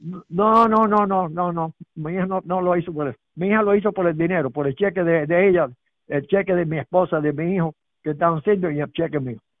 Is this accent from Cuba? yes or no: yes; Cuba; moved away as an adult; now in United States; yo soy cubano, a mucha honra. Llevo aquí 63 años